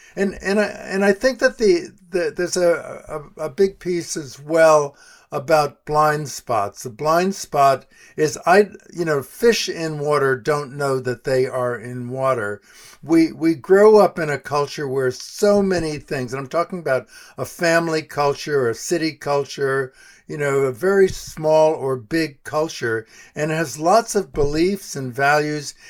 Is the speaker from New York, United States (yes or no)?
yes; New York City, New York, United States; moved away as an adult; also born or lived in Colorado; I grew up in New York City, west side of Manhattan